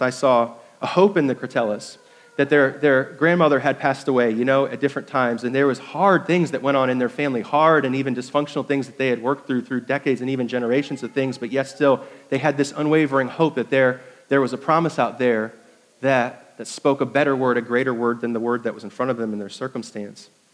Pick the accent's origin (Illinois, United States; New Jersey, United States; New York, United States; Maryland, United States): New York, United States; moved away as an adult; also born or lived in Indiana; now in Greenville, United States; I was uh, 10 years in Indiana, 10 years in New York, and now 17 years here in South Carolina